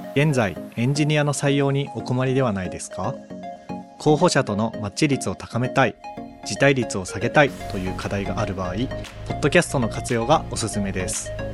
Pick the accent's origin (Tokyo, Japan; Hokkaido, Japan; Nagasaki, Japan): Hokkaido, Japan; Chitose; moved away; 千歳出身